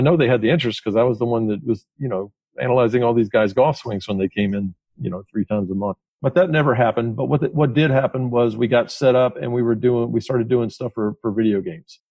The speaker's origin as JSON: {"language": "English", "town": "Atlanta", "region": "Georgia", "country": "United States", "tie": "born or raised there", "said": "I grew up in Atlanta"}